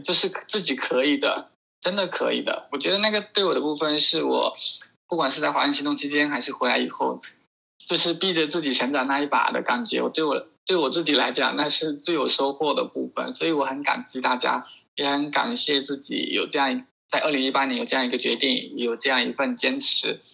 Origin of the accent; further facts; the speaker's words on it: Fuzhou, Fujian, China; 我是来自福州